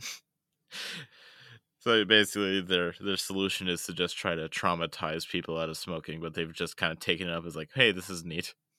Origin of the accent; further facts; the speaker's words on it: United States; being a rural American